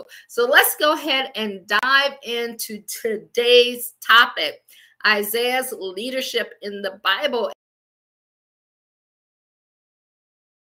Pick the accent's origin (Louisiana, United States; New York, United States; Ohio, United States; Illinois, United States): Ohio, United States; Akron; moved away as an adult; also born or lived in Washington, D.C. / Baltimore / Pittsburgh; I'm from Akron, Ohio. I always say I grew up shy, shelter, and in church basically 6 days a week.